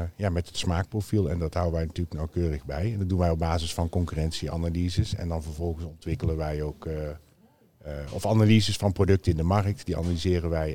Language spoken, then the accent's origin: Dutch; Netherlands; wij als Nederlanders